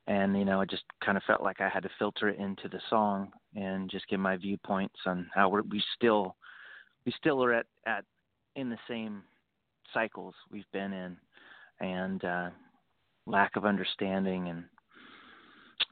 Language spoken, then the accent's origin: English; Boise, Idaho, United States; moved away as an adult; I grew up in Boise, Idaho